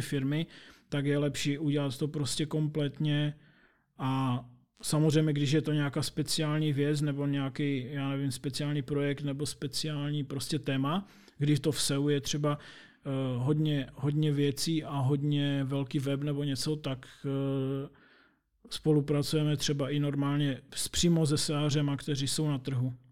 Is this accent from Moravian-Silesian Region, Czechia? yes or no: yes; Opava, Moravian-Silesian Region, Czechia; jsem z Opavy